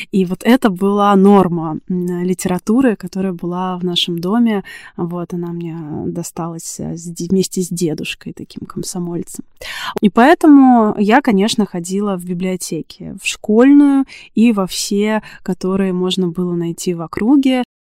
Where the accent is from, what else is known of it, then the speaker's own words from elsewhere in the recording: Tula Oblast, Russia; С библиотеками в моей бытности вообще все было супер интересно, потому что я росла в Тульской области. У меня практически не было домашней библиотеки.